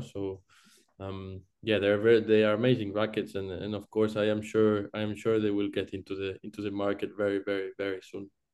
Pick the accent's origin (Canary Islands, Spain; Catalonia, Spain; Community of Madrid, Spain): Catalonia, Spain; Barcelona; English is a second language; moved away; I'm from Barcelona originally.